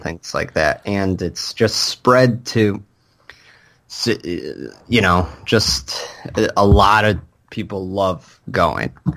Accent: Michigan, United States; the Comic-Cons that I went to growing up in Michigan

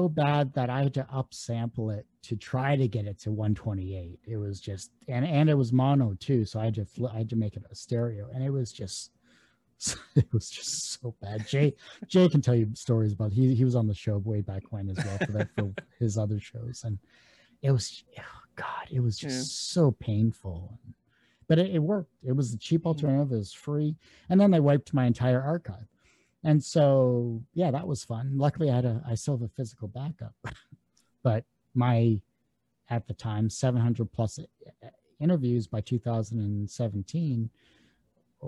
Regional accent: Canada; I'm Canadian

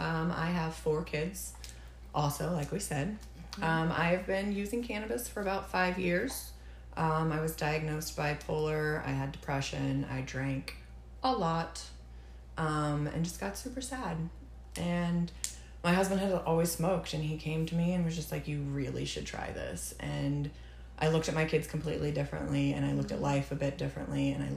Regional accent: Kansas, United States; I grew up in Kansas.

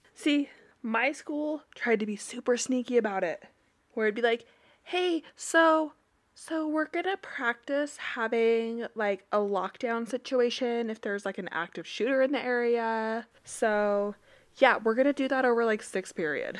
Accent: Utah, United States; I am from Utah

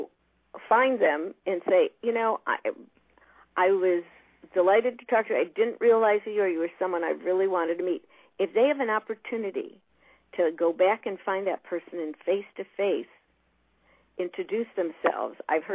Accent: Chicago, Illinois, United States; I'm from Chicago

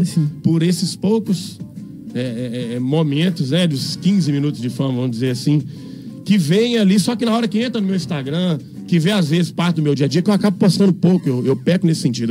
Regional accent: Porto Firme, Minas Gerais, Brazil; moved away as an adult; also born or lived in Ouro Preto; eu saí de Porto Firme, fui estudar em, em, na Universidade em Ouro Preto

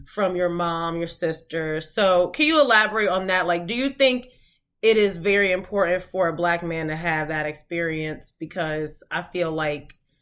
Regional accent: New Jersey, United States; we're from South Jersey, almost Philly

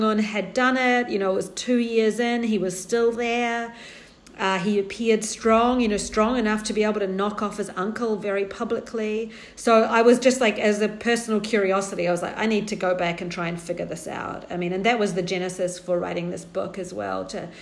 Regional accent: New Zealand; moved away as an adult; also born or lived in London / Japan; now in Beijing, China; I'm New Zealander, and I grew up there and spent the first 24 years of my life in New Zealand.

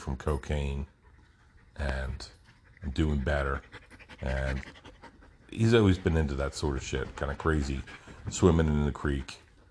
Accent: New Jersey, United States; moved away; growing up in Jersey

